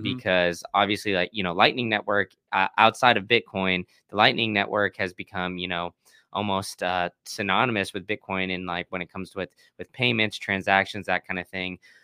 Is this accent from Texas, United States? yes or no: yes; Austin, Texas, United States; moved away as an adult; now in Tampa, United States; I grew up in Austin